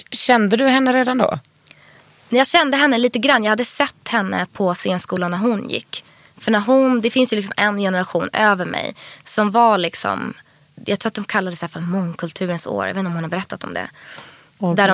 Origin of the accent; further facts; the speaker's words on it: Stockholm, Stockholm County, Sweden; Min pappa bodde i Skärholmen och mamma i Vasastan. Ja. Men jag gick i plugget i Vasastan.